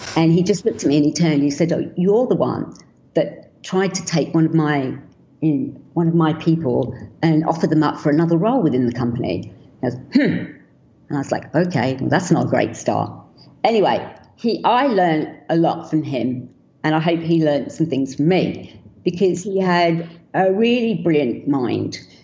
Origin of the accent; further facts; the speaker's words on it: London, United Kingdom; I was born in London